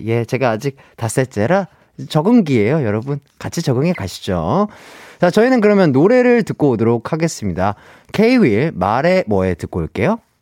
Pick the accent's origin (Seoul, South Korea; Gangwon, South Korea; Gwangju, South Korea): Gwangju, South Korea; 제 고향은 광주예요